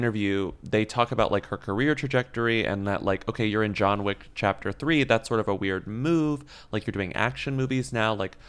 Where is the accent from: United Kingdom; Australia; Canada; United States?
Australia; born or raised there